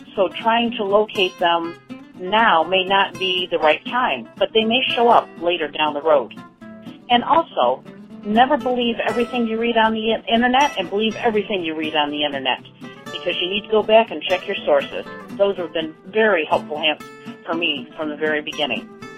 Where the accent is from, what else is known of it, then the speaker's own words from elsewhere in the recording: Holland, Michigan, United States; My hometown is Holland, Michigan, home of the Tulip Time Festival.